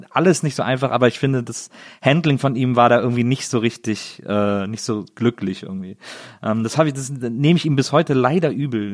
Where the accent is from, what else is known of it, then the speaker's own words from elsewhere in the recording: Bonn, North Rhine-Westphalia, Germany; aus dem schönen Bonn, meiner Geburtsstadt.